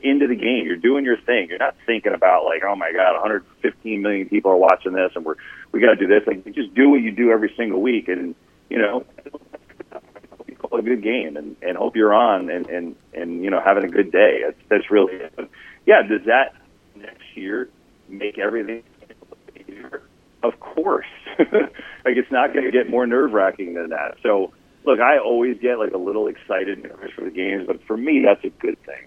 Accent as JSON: {"language": "English", "region": "New Jersey", "country": "United States", "tie": "born or raised there", "said": "I grew up in North Jersey"}